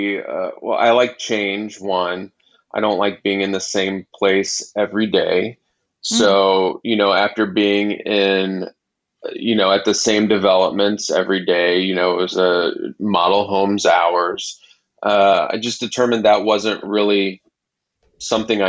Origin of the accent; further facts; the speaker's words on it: Kansas City, Missouri, United States; moved away as an adult; also born or lived in Los Angeles, California; now in Kansas City, United States; I was born and raised in Kansas City and moved to Los Angeles in the late 90s